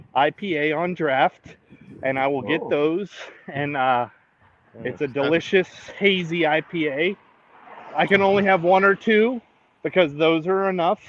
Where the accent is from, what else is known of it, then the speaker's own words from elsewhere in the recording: Emmaus, Pennsylvania, United States; So I'm in my hometown of Emmaus.